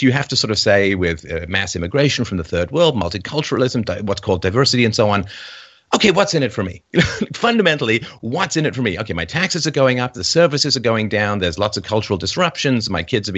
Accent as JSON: {"language": "English", "region": "England", "country": "United Kingdom", "tie": "born or raised there", "said": "I was raised in England. I went to boarding school"}